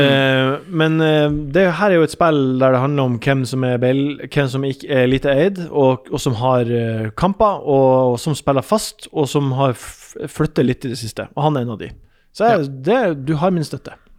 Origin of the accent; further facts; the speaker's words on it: Ørnes, Nordland, Norway; moved away; Ørnes er der jeg er fra